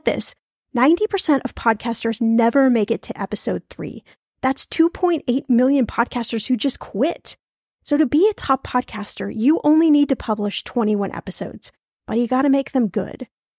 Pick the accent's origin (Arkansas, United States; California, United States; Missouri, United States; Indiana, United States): Indiana, United States; Indianapolis; So in today's episode, we're going to my hometown of Indianapolis, Indiana